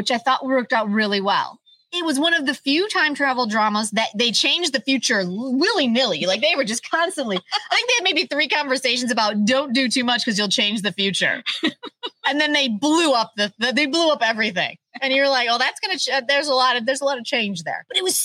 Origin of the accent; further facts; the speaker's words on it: United States; As an American audience